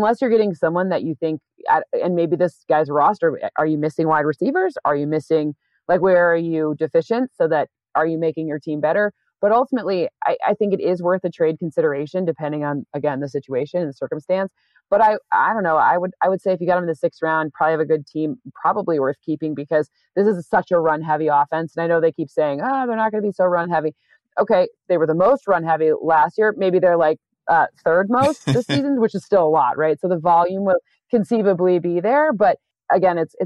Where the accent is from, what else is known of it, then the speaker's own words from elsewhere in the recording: East Lansing, Michigan, United States; I'm from East Lansing, Michigan